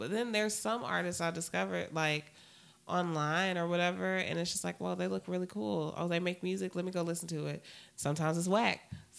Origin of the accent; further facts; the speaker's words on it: Florida, United States; I'm from Florida